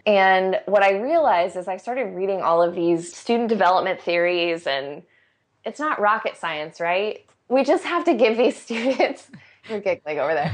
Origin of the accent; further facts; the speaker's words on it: Arizona, United States; I grew up in Arizona and went to very traditional educational institutions